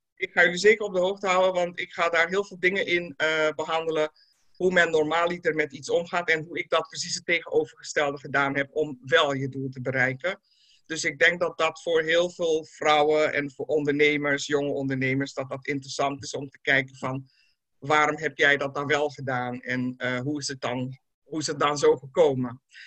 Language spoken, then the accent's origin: Dutch; Netherlands; ik ben in Nederland natuurlijk opgegroeid en carrière gemaakt.